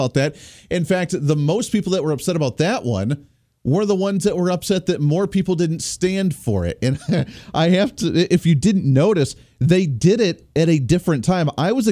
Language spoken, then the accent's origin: English; Kansas, United States; I'm come from Kansas as well